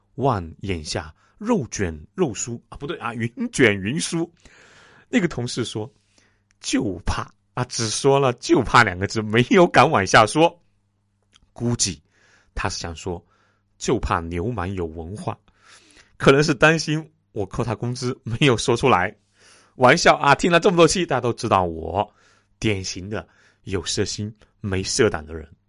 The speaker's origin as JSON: {"language": "Chinese", "country": "China", "said": "我们中国人"}